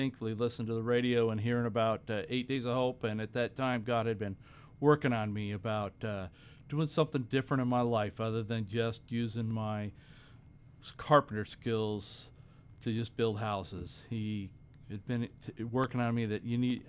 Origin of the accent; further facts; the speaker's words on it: Aloha, Oregon, United States; also born or lived in Baker City, Oregon; I grew up in Oregon in a little suburb of Portland, a little town called Aloha.